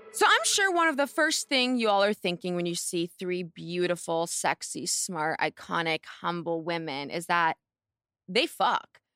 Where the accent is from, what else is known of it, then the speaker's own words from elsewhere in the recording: Palo Alto, California, United States; I'm from Palo Alto